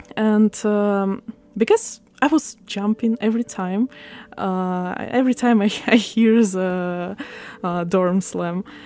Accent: Odesa, Odesa Oblast, Ukraine; first language Russian; English is a second language; moved away as an adult; now in Taiwan; I'm from Ukraine, Odessa

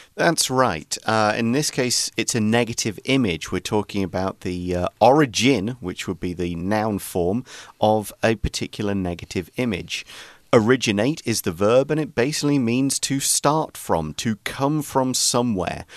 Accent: England, United Kingdom; now in Taiwan; when I was growing up in England

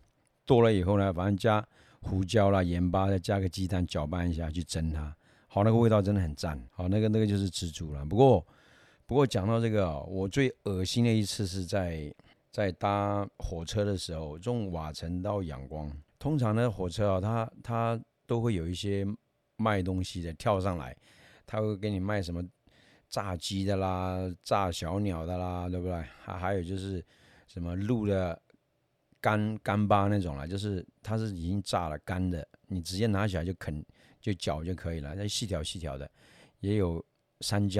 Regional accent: Yunnan, China; 有一种是小时候啦，呃，有去山里面去挖那个，我们云南话叫口袋虫啊。

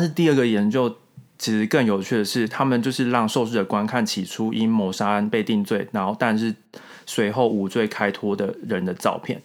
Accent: Taiwan; moved away; 我不是日本人。我就会说，我只是台湾人这样子

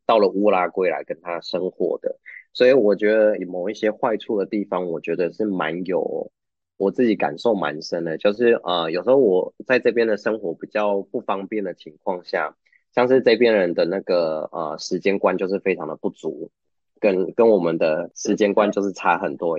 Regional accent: Taiwan; moved away as an adult; also born or lived in Canada; now in Uruguay; 对我们台湾人而言

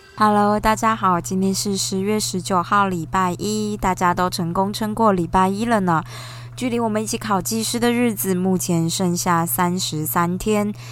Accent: Taichung, Taiwan; 比如说像我台中人

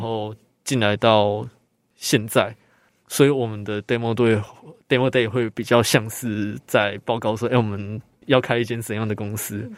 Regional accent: Taoyuan, Taiwan; moved away as an adult; now in Hualien, Taiwan; 我是本籍生，我是住桃园

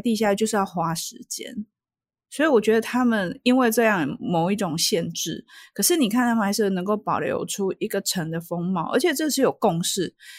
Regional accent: Taiwan; 我从台湾来

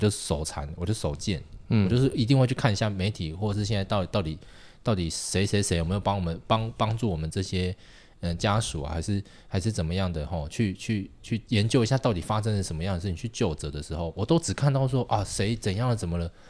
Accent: Tainan, Taiwan; 我外婆家苗栗嘛，我台南人，

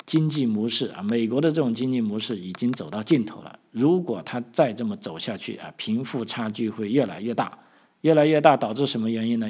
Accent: China; now in Australia; 我们中国人

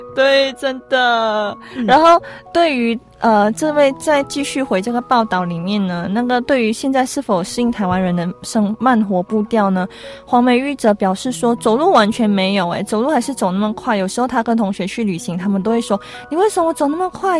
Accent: Malaysia; moved away as an adult; now in Taiwan; 我们马来西亚算是一个回教国家嘛

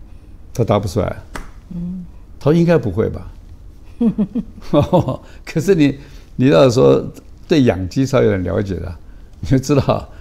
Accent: Beijing, China; born there; 我爸妈没有经过我的同意，把我生在北京嘛

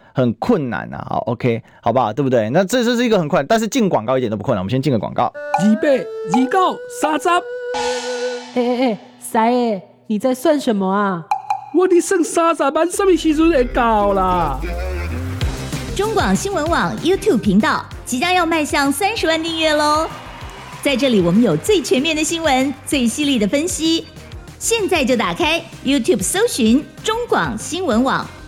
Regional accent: Taiwan; 我们台湾人

